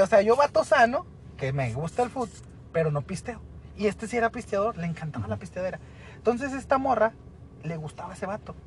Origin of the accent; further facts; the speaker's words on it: Ciudad Juárez, Chihuahua, Mexico; Somos de Juárez, casi la gran mayoría aquí trabaja en Maquila